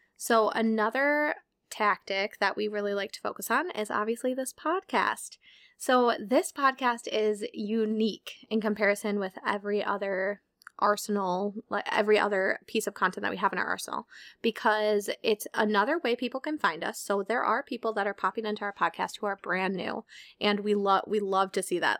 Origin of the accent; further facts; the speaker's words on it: Minnesota, United States; we're from Minnesota